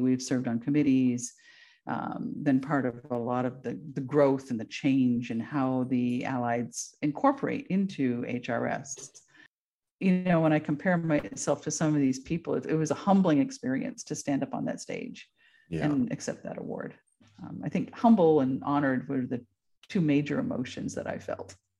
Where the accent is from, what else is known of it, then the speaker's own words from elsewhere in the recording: Vermont, United States; moved away as an adult; also born or lived in Texas; now in Alaska, United States; I am from Vermont originally